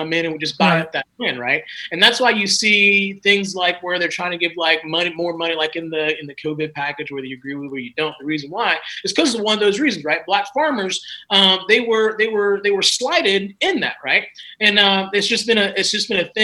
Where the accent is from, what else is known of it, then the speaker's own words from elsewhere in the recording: South Carolina, United States; moved away as an adult; me growing up in South Carolina